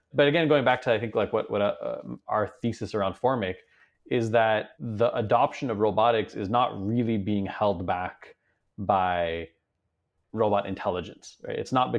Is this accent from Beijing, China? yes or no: yes; Beijing, China; So my parents are originally Iranian, but I grew up in China. So I spent most of my life in Beijing, basically from when I was born until I finished high school.